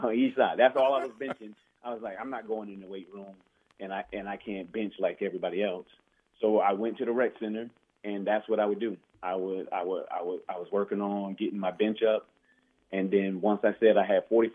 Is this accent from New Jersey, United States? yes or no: yes; Roselle, New Jersey, United States; also born or lived in Newark, New Jersey; I moved to Roselle, New Jersey